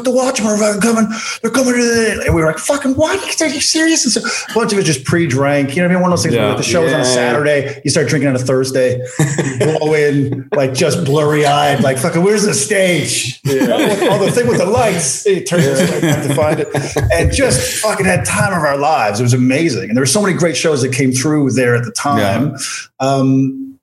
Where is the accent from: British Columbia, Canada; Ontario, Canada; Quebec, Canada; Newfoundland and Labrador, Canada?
Newfoundland and Labrador, Canada; moved away as an adult; also born or lived in Calgary; now in Halifax, Canada; as a Newfoundlander